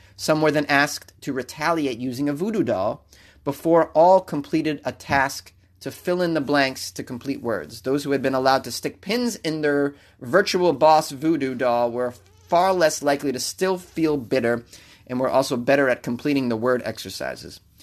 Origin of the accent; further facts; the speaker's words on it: Boston, Massachusetts, United States; I grew up in Boston